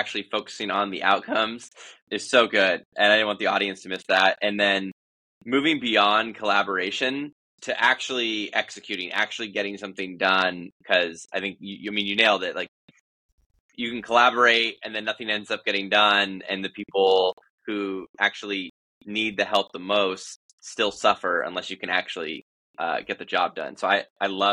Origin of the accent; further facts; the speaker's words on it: Louisiana, United States; moved away; I was born in Louisiana